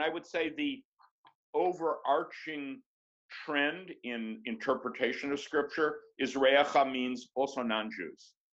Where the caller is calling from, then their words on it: New York, United States; We are, and I'm speaking from New York, where we are locked down in the COVID-19 virus.